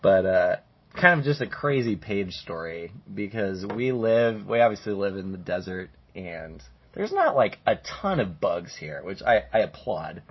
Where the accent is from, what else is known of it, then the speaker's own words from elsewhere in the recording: Colorado, United States; now in Arizona, United States; we're from Colorado